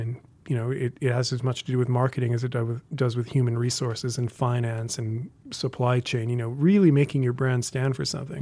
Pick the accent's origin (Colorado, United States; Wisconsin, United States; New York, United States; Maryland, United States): Colorado, United States; moved away as an adult; also born or lived in Australia / London; now in Missoula, United States; I grew up in Colorado